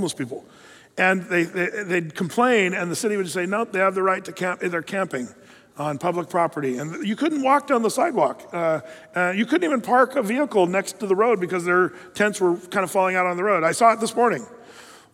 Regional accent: United States; we as an American culture

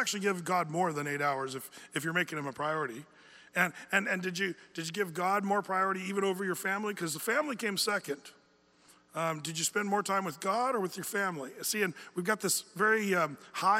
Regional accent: United States; we as American men

